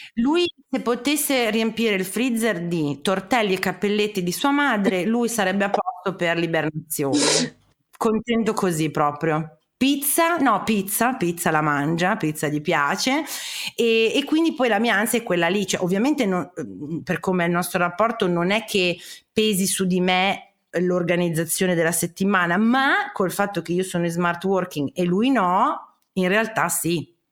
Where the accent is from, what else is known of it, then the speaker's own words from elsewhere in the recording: Parma, Emilia-Romagna, Italy; io sono di Parma